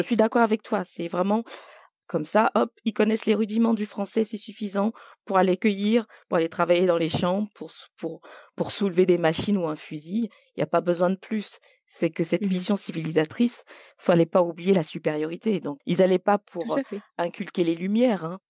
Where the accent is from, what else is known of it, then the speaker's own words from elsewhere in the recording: Côte d’Ivoire; first language French; moved away; je suis née en Côte d'Ivoire et j'ai passé euh, tout mon primaire en Côte d'Ivoire.